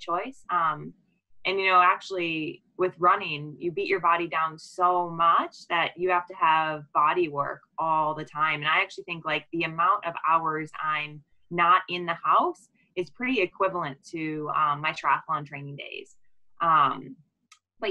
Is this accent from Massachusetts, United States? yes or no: no; Waukesha, Wisconsin, United States; We're actually both from Waukesha